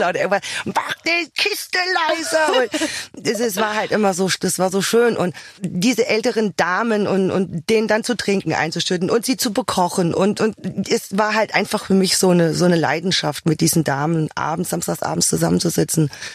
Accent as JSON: {"language": "German", "region": "Hesse", "country": "Germany", "tie": "born or raised there", "said": "Zu Hause bin ich da, wo ich geboren bin. In Hesse"}